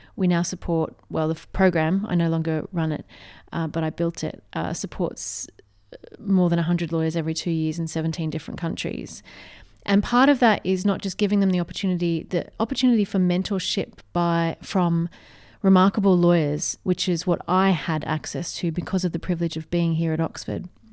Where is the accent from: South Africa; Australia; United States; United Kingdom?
Australia; I grew up in a very small country town